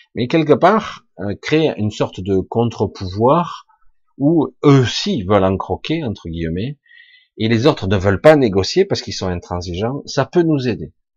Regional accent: France; je suis français

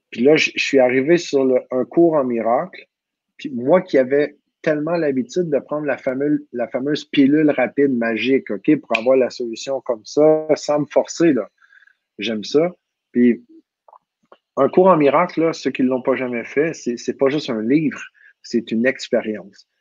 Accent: Quebec, Canada; accent: Québécois; mon accent québécois

